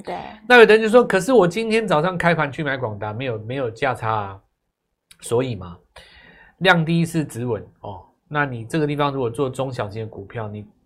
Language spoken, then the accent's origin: Chinese; Taiwan; 我们是台湾来的啊